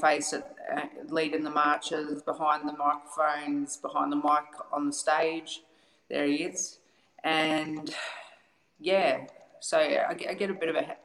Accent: Melbourne, Victoria, Australia; I was raised in Collingwood

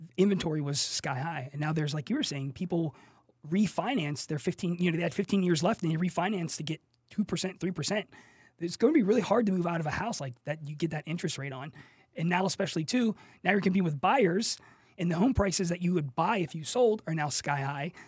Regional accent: Pittsburgh, Pennsylvania, United States; moved away as an adult; also born or lived in South Korea; now in San Antonio, United States; I'm from Pittsburgh, P

